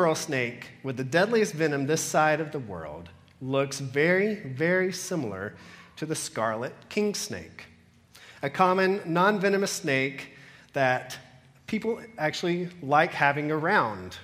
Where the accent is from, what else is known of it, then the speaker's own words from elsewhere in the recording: Georgia, United States; now in Cayman Islands; I come from Georgia